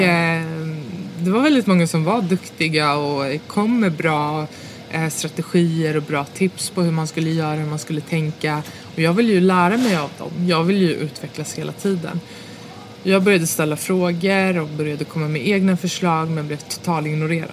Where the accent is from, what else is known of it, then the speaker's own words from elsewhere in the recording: Botkyrka, Stockholm County, Sweden; jag är uppväxt i Stockholmsförorten Fittja